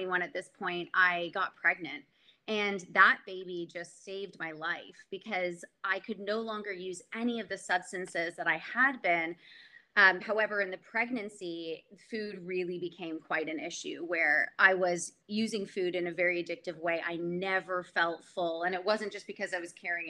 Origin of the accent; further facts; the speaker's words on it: Canada; also born or lived in Montreal / Oakville, Ontario; I'm from Canada